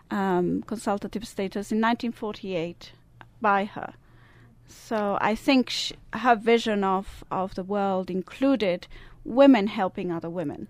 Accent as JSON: {"language": "English", "area": "Italian part of Switzerland", "region": "Italian-speaking Switzerland", "country": "Switzerland", "tie": "born or raised there", "moved": "yes", "lives_now": "United States", "said": "I do have an accent. Yeah. I'm Swiss. I was born in the Italian part of Switzerland"}